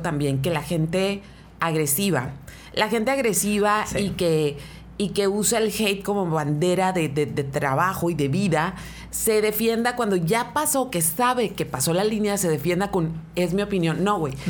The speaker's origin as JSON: {"language": "Spanish", "town": "Mexicali", "region": "Baja California", "country": "Mexico", "tie": "born or raised there", "said": "soy oriunda de Mexicali"}